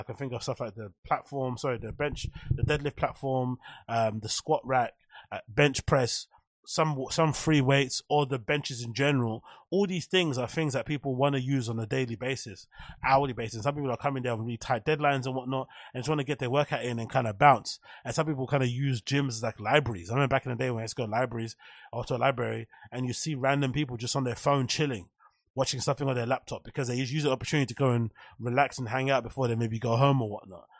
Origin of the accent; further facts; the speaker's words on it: London, United Kingdom; growing up in Canning Town Custom House